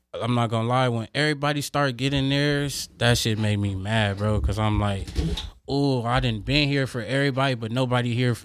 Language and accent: English; Los Angeles, California, United States; I'm from Los Angeles, California.